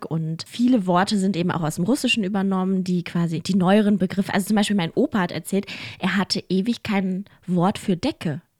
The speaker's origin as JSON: {"language": "German", "country": "Mongolia", "tie": "born or raised there", "lives_now": "Germany", "said": "Also ich bin ja in der Mongolei geboren und ich war ja die ersten zwei Jahre da."}